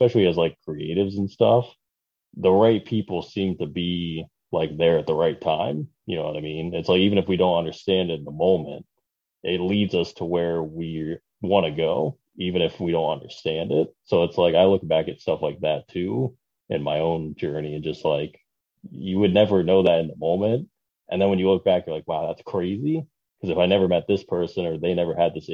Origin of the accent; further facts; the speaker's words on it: Alliance, Ohio, United States; also born or lived in Canton, Ohio; I was born technically in Canton, but lived in Alliance for my whole life